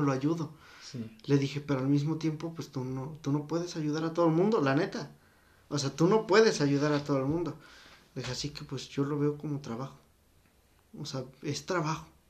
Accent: Mexico; somos mexicanos

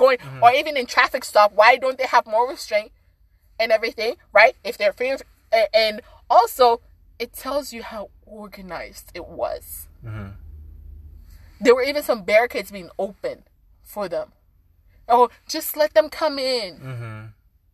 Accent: Sierra Leone; moved away; I'm from Sierra Leone.

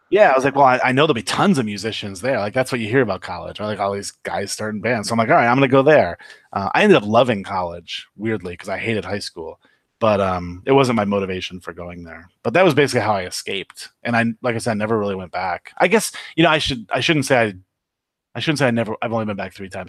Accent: Upper Peninsula of Michigan, United States; moved away as an adult; also born or lived in Los Angeles; now in Las Vegas, United States; I left the U P in nineteen ninety

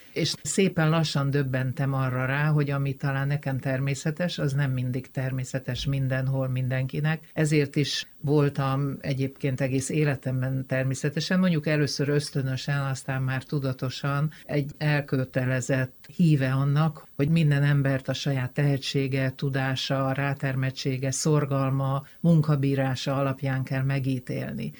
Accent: Mór, Fejér, Hungary; moved away as an adult; also born or lived in London; ahol én fölnőttem, az egy multikulturális falu volt

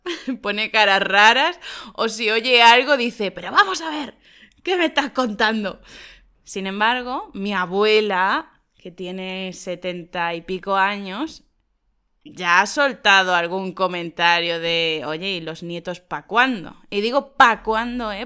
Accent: Spain; en nuestro pueblo no lo consideramos pequeño

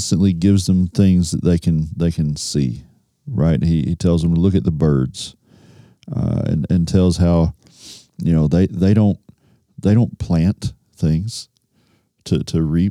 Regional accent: United States; Growing up in the United States

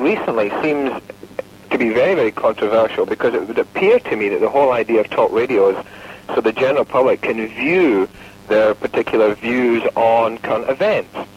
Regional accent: United Kingdom; now in Fort Lauderdale, United States; I'm from the United Kingdom

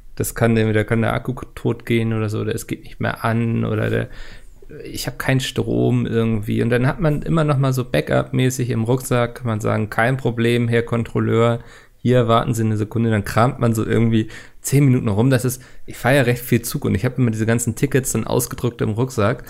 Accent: Hamburg, Germany; als Hamburger

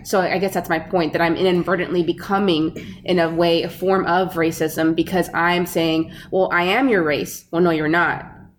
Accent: Mexico; moved away; I wasn't just born there. You know, I spent a lot of my youth there. And I feel still very close to it. I still speak Spanish when I can.

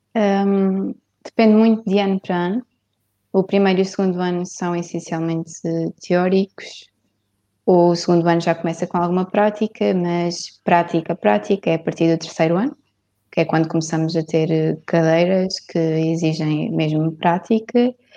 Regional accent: Vendas Novas, Alentejo, Portugal; now in Évora, Portugal; eu sou de Vendas Novas

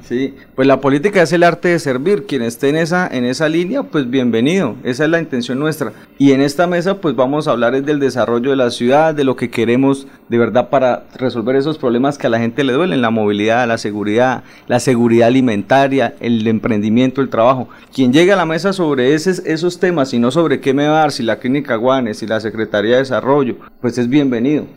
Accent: Floridablanca, Santander, Colombia; nacido en el hospital de Florida Blanca y criado en Molinos Bajos y Bucarica

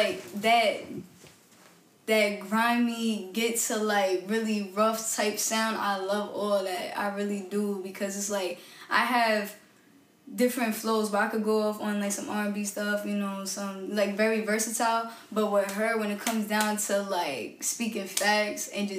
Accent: New York City, New York, United States; I'm from Park Slope, Brooklyn. So it's like, you know, that Brooklyn sound, you know, it stuck

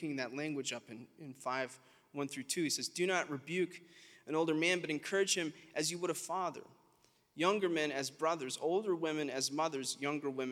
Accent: South Alabama, United States; We're from South Alabama

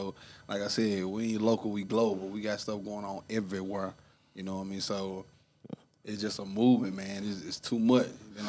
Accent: Memphis, Tennessee, United States; moved away as an adult; now in Nashville, United States; I'm from Memphis, North Memphis to be exact.

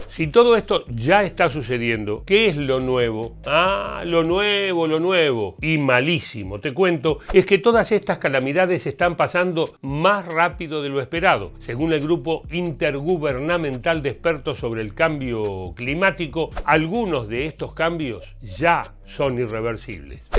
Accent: Argentina; me indignó que acá en mi país, en Argentina, nadie estaba hablando de esto, ni en mi escuela, ni en los medios de comunicación

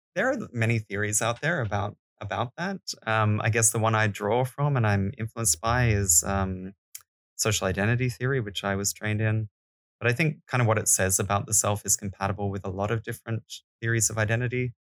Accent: Australia; now in Denmark; I'm Australian

